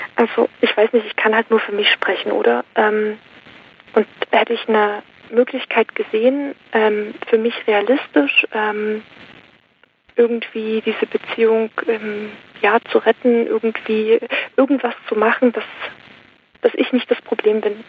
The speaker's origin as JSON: {"language": "German", "region": "Saxony", "country": "Germany", "tie": "born or raised there", "also_born_or_lived": "Switzerland", "moved": "yes", "said": "ich komme aus, ähm, ich bin in Sachsen geboren"}